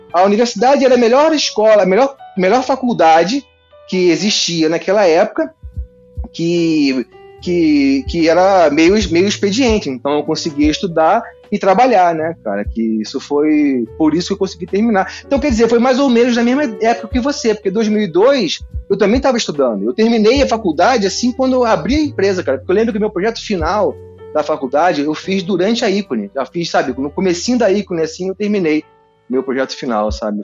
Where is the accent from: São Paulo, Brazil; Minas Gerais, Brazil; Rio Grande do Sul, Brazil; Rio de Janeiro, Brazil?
Rio de Janeiro, Brazil; Eu, eu sou nascido e criado em Campo Grande